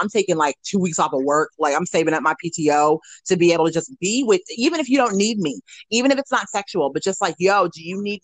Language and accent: English; Portland, Oregon, United States; I'm from Portland.